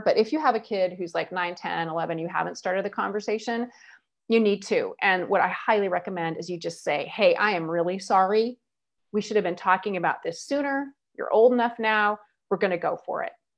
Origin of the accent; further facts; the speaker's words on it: United States; I'm American